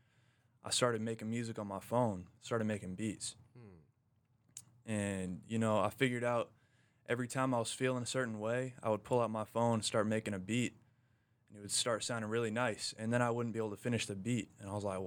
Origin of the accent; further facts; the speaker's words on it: Norcross, Georgia, United States; Norcross, Peachtree Corners